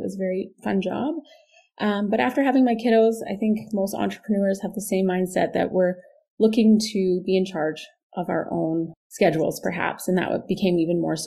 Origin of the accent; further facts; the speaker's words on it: Saskatoon, Saskatchewan, Canada; born and raised in Saskatoon